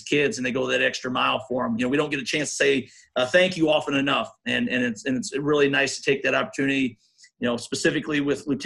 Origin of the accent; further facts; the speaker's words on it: Iowa, United States; moved away; I still have strong ties to Iowa, being from there and my family and everything